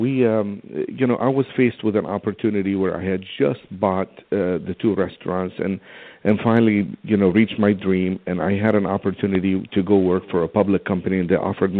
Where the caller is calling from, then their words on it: Elk Grove, California, United States; I am calling from Sacramento, actually El Grove, just about 10 miles south of Sacramento, California.